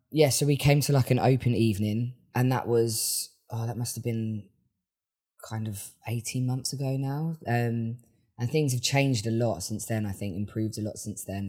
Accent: Worthing, South East England, United Kingdom; now in Brighton, United Kingdom; I am a songwriter from Worthing

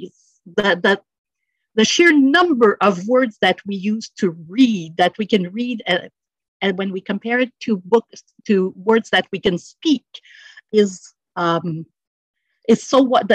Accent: Montreal, Quebec, Canada; moved away as an adult; now in Sorel-Tracy, Canada; When I started working here in Sorel-Tracy, I was formerly from the West Island

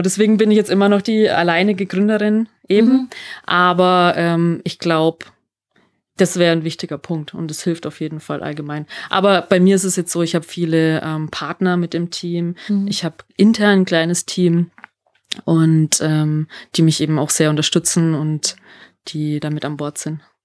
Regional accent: Germany; now in Salzburg, Austria; ich bin ja aus Deutschland, ich bin mhm. Deutsche.

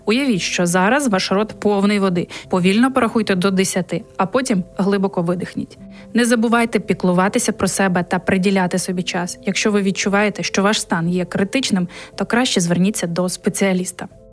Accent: Ukraine; moved away as an adult; now in Poland; ми з України

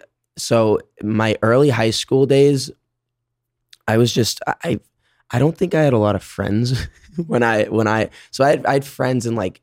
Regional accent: Boston, Massachusetts, United States; also born or lived in Phoenix, Arizona / California; now in New York, United States; growing up in Boston

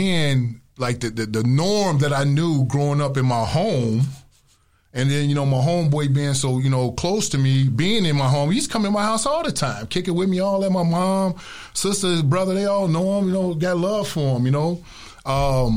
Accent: Chicago, Illinois, United States; growing up on the West Side

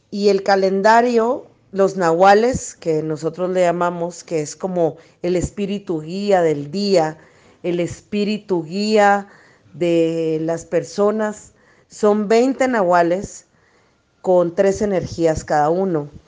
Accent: Guatemala; Hola, ¿qué tal? Mucho gusto. … de Guatemala. Para nosotros en la cosmovisión maya

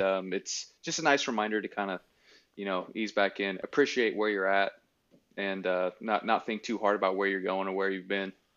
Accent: Salem, Oregon, United States; I grew up in Salem with my aunt and uncle for the most part

